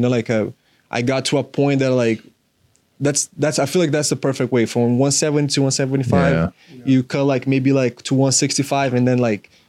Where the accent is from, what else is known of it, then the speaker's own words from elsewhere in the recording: Florida, United States; that was right when I came from Florida. So I was like, that was a really big change.